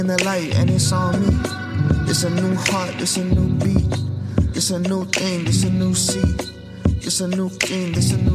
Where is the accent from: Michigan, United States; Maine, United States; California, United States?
California, United States; born in California